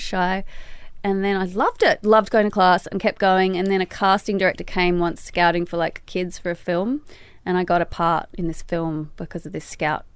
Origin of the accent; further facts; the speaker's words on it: Sydney, New South Wales, Australia; moved away as an adult; We grew up in Balmain, which is sort of like an old drinking little village peninsula